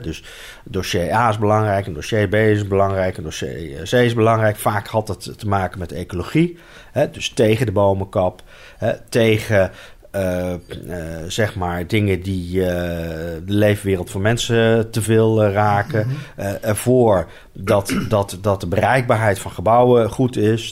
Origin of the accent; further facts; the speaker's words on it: Arnhem, Gelderland, Netherlands; ik ben geboren en getogen in Arnhem in een eh, hele rustige wijk